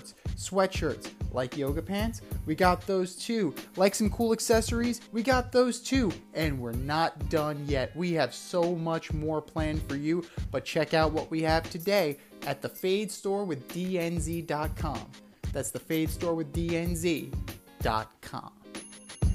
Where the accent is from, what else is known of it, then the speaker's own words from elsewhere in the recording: New York, United States; my hometown Mets